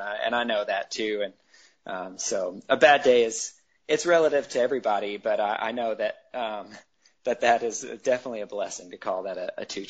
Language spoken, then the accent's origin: English; Chattanooga, Tennessee, United States; In Tennessee, outside of Chattanooga, Tennessee.